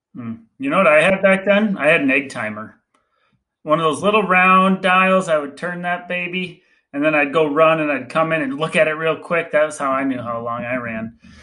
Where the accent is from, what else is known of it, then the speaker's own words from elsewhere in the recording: Green Bay, Wisconsin, United States; I grew up in Green Bay, Wisconsin